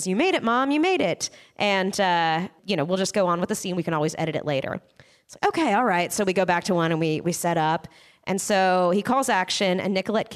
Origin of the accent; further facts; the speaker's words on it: Southern California, United States; I grew up in Southern California